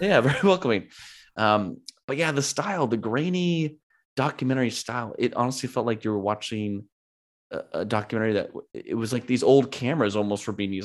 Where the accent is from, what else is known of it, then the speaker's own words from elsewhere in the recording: California, United States; been born and raised in California, lived in California most of my life.